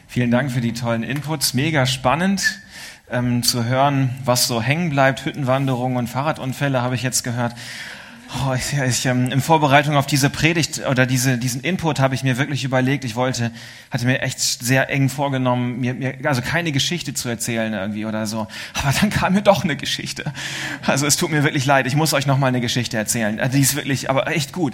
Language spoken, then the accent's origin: German; Suurhusen, Lower Saxony, Germany; moved away; also born or lived in Switzerland; in meiner Heimat, in Surhusen in Ostfriesland